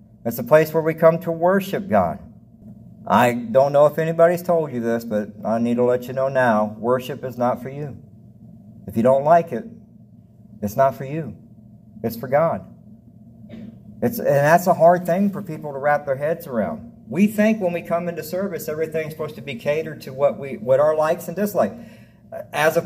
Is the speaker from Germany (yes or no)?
no; the South, United States; now in Devine, United States; I grew up in the South